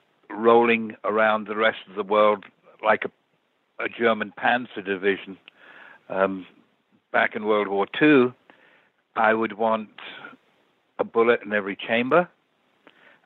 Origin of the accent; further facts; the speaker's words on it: England, United Kingdom; I'm English